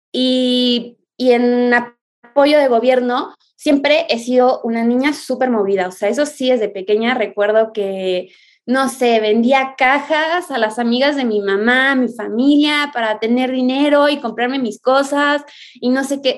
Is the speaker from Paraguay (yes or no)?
no; Mexico; Soy surfista mexicana